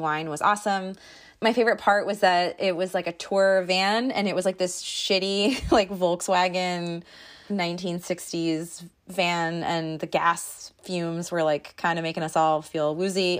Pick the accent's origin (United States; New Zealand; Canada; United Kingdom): United States; East Coast; I'm from the East Coast